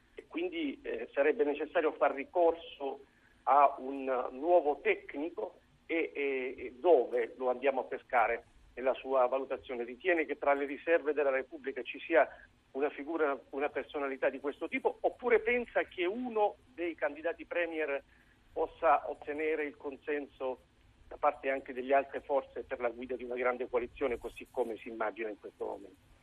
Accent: Senegal; now in Treviso, Italy; Io sono originario del Senegal, del Senegal

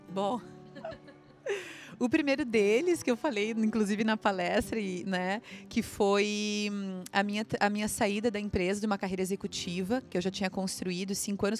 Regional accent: Santa Catarina, Brazil; also born or lived in Santo Ângelo, Rio Grande do Sul / Florianópolis; eu passei minha infância aqui em Santo Ângelo na região das Missões. A minha avó vive aqui. Eu sou de Santa Catarina, tenho 31 anos.

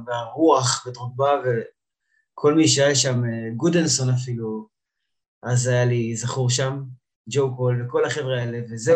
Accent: Ge'alim, Central District, Israel; now in Giv'at Shmuel, Israel; אני מאזור אה, לב השרון, גדלתי במושב גאולים, היום אני אה, גר עם אשתי בגבעת שמואל

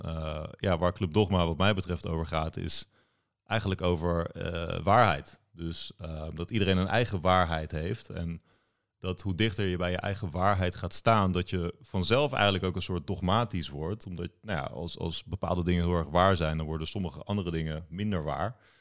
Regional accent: The Hague, South Holland, Netherlands; Ik woon weer in Den Haag. Ik ben ook opgegroeid in Den Haag

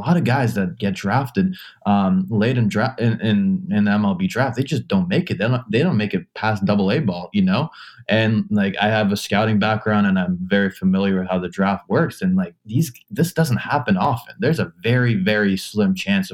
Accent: Canada; as a Canadian

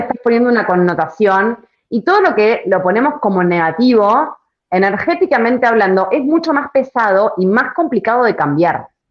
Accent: Argentina; es muy de argentino eso. Lo tenemos como muy, muy en la sangre

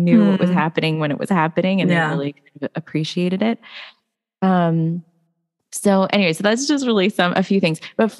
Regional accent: India; I'm Indian. So, you know, first of all, like a lot of her ministry was done in India.

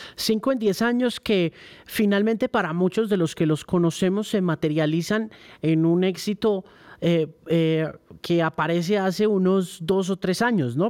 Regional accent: South Florida, United States; Yo recuerdo mucho de niño, mi crianza fue en el sur de la Florida

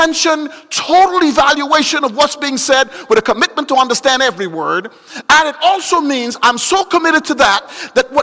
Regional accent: Guyana; moved away; I'm from Guyana

